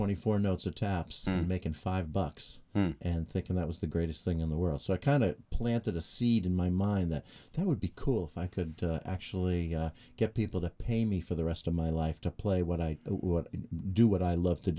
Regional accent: Hampton Beach, New Hampshire, United States; now in Beverly, United States; I grew up in Hampton Beach, New Hampshire.

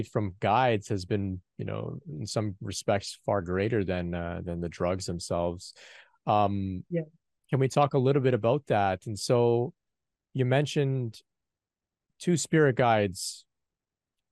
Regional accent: Canada; a young man from North America. Of course, I'm from Canada

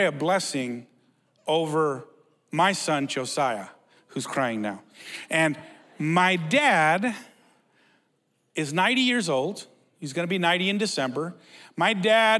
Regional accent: United States; We're from Mexico. I was born in the U.S.

